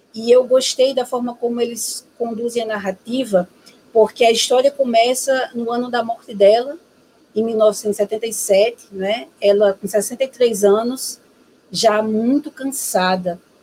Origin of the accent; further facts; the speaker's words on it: Natal, Rio Grande do Norte, Brazil; sou natural de Natal, Rio Grande do Norte